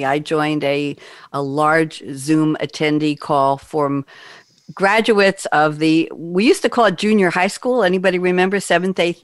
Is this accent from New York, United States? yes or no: yes; New York, United States; I'm a New Yorker. I'm allowed to do that accent